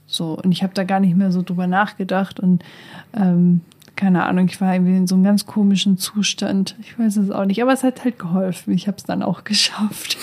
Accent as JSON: {"language": "German", "region": "Northern Germany", "country": "Germany", "moved": "yes", "lives_now": "Hildesheim, Germany", "said": "Ich komme ja auch aus dem Norden"}